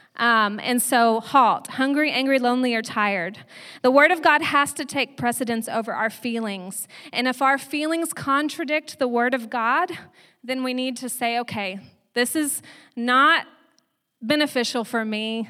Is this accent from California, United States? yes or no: no; Texas, United States; moved away; I'm from Texas, so saying yins sounds very strange to me. I'm used to saying y'all, and I still say y'all all the time.